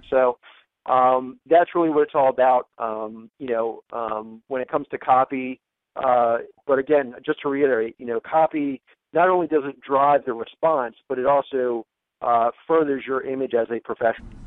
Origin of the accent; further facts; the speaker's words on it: United States; I am American